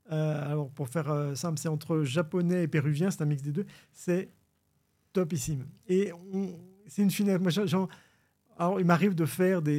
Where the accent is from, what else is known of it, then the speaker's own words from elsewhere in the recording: Bordeaux, Nouvelle-Aquitaine, France; je suis de Bordeaux.